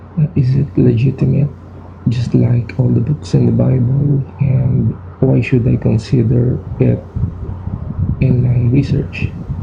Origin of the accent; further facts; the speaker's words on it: Philippines; from the Philippines